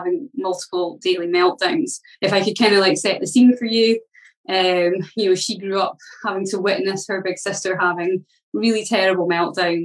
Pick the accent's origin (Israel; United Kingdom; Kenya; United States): United Kingdom; Scotland; I come from Scotland